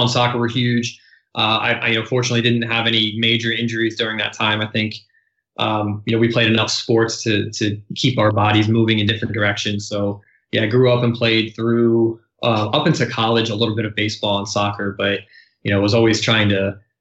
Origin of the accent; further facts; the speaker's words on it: Baltimore, Maryland, United States; I was born and raised in right outside of Baltimore, Maryland